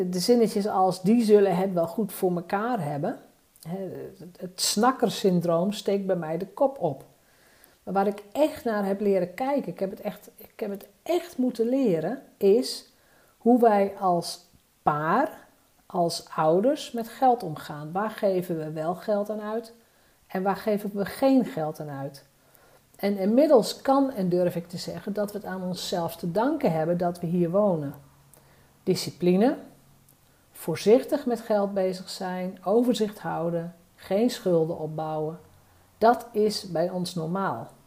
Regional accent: Drenthe, Netherlands; moved away; En daar ben ik als Drents meisje groot geworden. Wat ze natuurlijk altijd zeggen, je kunt het meisje wel uit Drenthe halen, maar je kunt Drenthe niet uit het meisje halen.

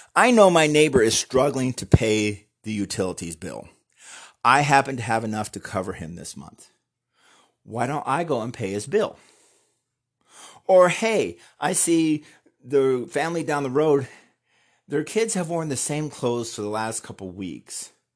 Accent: United States

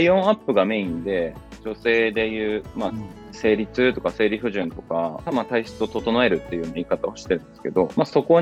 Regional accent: Oita, Japan; moved away as an adult; also born or lived in Tokyo / Okinawa / Hokkaido / Kanagawa; now in Kanto, Japan; 大分出身なので、まあ、大分から看護師をスタートさせて、えっと、大分、東京、え沖縄、東京、北海道、神奈川。

